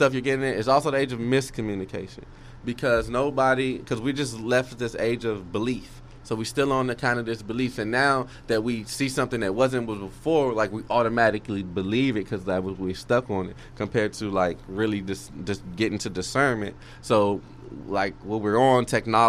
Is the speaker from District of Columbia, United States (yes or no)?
yes; Washington, District of Columbia, United States; now in Texas, United States; that's my hometown.